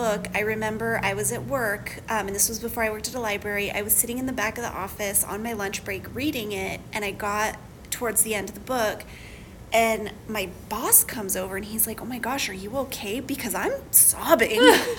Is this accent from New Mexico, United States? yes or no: yes; Santa Fe and Albuquerque, New Mexico, United States; I'm from New Mexico. So I grew up in Santa Fe and Albuquerque, and I've been to Pecos many times.